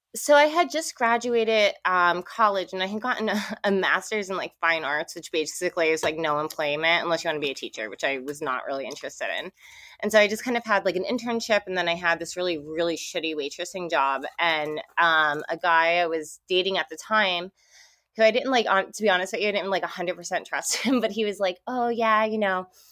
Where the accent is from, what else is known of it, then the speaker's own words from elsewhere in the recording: New Jersey, United States; moved away as an adult; now in California, United States; I'm actually from Jersey.